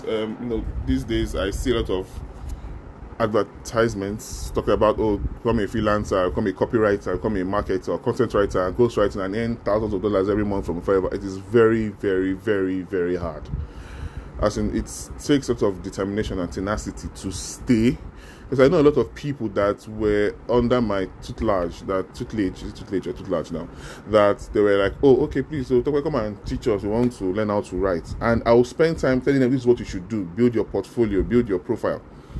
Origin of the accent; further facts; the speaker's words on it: Nigeria; because as a Nigerian, you are already at a disadvantage, because we're one of the most corrupt countries in the world